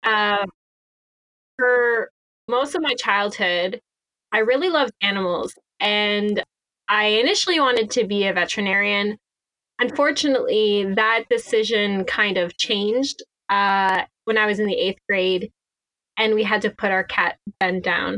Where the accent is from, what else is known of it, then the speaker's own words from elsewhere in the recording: Cornwall, Ontario, Canada; I grew up in Cornwall, Ontario